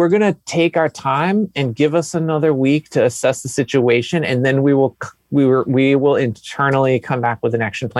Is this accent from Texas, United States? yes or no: yes; Texas, United States; I was born in the South, I was born in Texas